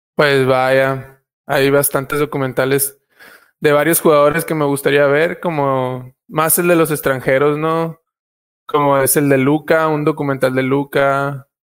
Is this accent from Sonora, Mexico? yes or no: yes; Puerto Peñasco, Sonora, Mexico; moved away as an adult; now in Argentina; en un pueblo como el mío, que es pequeño, pero tiene, digamos, población mixta, tanto estadounidenses como mexicanos